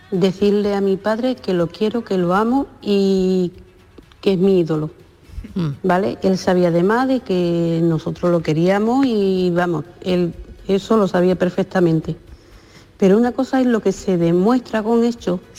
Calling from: Seville, Andalusia, Spain; de Sevilla.

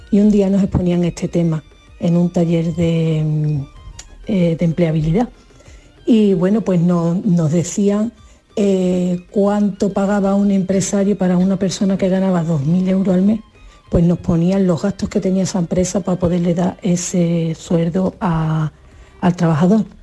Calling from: Seville, Andalusia, Spain; Hola, buenos días, equipo. … de Sevilla.

